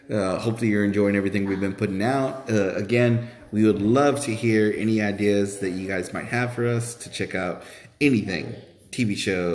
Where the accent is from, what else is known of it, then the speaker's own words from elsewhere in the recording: Texas, United States; we're from Texas